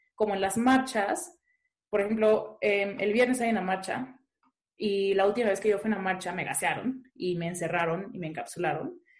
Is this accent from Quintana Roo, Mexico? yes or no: no; Puerto Vallarta, Jalisco, Mexico; yo soy de Puerto Vallarta y mi colectiva es de Puerto Vallarta